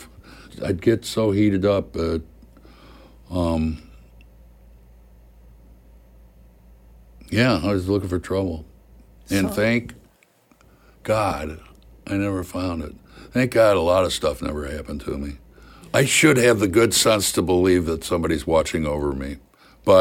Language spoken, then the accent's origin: English; Missouri, United States; moved away as an adult; also born or lived in New York; I'm a hick from Missouri